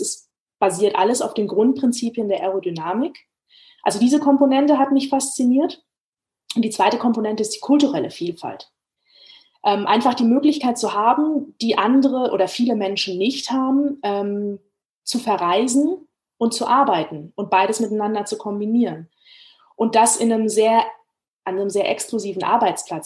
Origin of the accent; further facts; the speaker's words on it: Frankfurt am Main, Hesse, Germany; ich bin in der Stadt groß geworden, in der der größte deutsche Flughafen lokalisiert ist, ne, Frankfurt am Main. Also ich bin gebürtige Frankfurterin